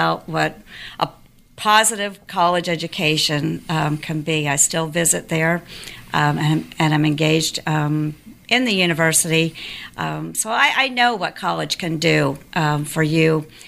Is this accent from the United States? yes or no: yes; Stroudsburg, Pennsylvania, United States; now in Georgia, United States; I grew up in the Pocono Mountains in Stroudsburg, Pennsylvania